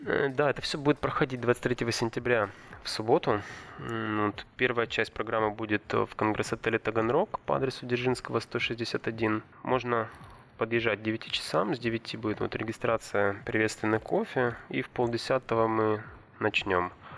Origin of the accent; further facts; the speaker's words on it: Sochi, Krasnodar Krai, Russia; moved away; Я вырос в Адлере, там субтропики, и там чай растет